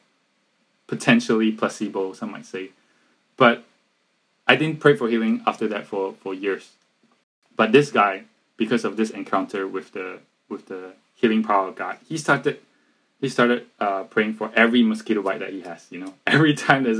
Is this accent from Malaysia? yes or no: yes; Malaysia; we're from Malaysia